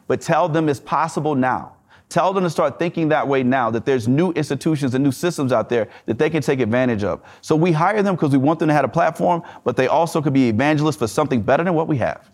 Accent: the South, United States; I'm from the South

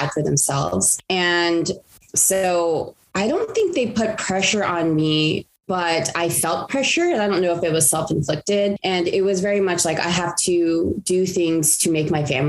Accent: Los Angeles, California, United States; I grew up in the San Gabriel Valley of Los Angeles, California

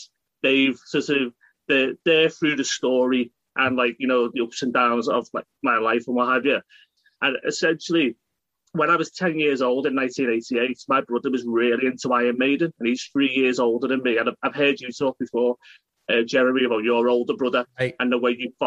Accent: United Kingdom; being British

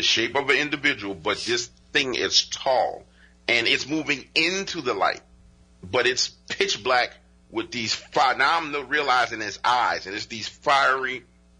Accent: New Orleans, Louisiana, United States; I live in New Orleans. I was born and raised in New Orleans

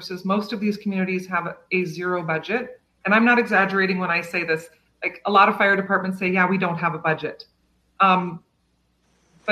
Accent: Kotzebue, Alaska, United States; also born or lived in Selawik, Alaska; now in Eagle River, United States; I'm from Selawik, and I grew up in Kotzebue. Now I live in Eagle River.

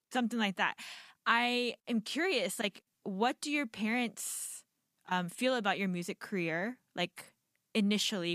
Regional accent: United States; I'm Korean American

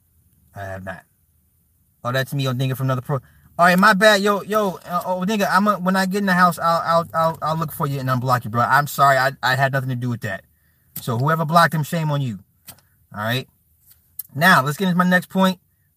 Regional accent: New Jersey, United States; I'm from New Jersey.

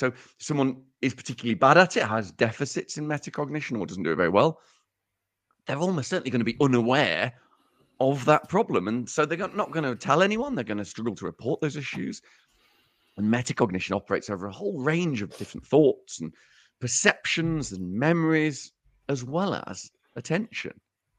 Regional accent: Uttoxeter, West Midlands, United Kingdom; accent: Uttoxeter; in direct opposition to what I've just said in my in my stupid Uttoxeter accent

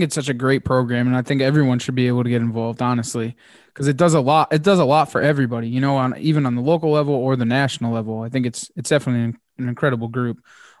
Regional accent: Connecticut, United States; Because obviously I'm from Connecticut and the area here

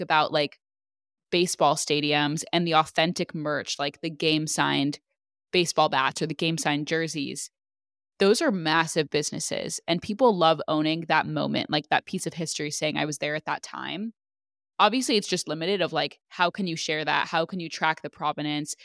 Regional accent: California, United States; we're the same age, we're both from California.

